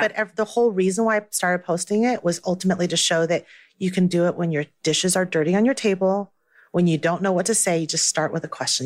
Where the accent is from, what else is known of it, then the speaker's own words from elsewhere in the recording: Taiwan; now in United States; I was born in Taiwan and that I still speak Mandarin